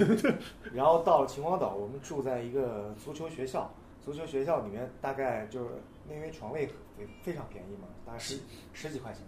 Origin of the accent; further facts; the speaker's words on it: Nanjing, Jiangsu, China; 来自南京，滑板上大学七年，我现在工作就是滑板摄影师